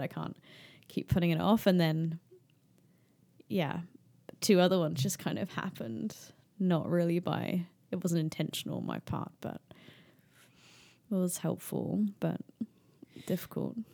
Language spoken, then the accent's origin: English; United Kingdom